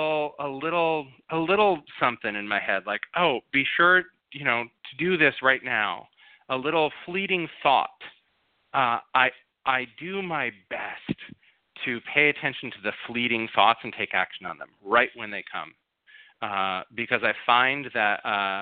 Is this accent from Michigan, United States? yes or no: yes; Grand Rapids, Michigan, United States; also born or lived in Minnesota; now in Los Angeles, United States; I grew up in Grand Rapids, Michigan.